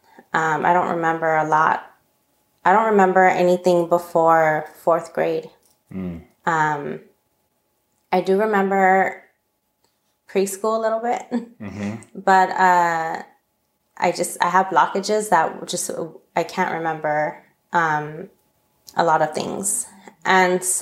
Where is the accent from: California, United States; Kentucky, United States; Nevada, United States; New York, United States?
California, United States; Los Angeles; moved away as an adult; also born or lived in Minot, North Dakota; I'm from Northeast LA, basically across the train tracks from East LA. And, I grew up in an area called Eagle Rock, California.